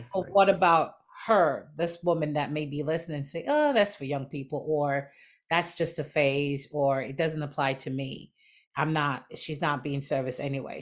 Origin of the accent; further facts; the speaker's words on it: Jamaica; growing up in Jamaica